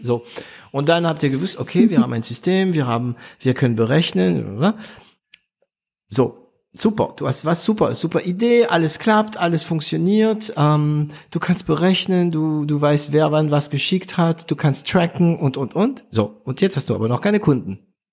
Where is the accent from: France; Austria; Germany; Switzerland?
France; German is a second language; Bei uns in Frankreich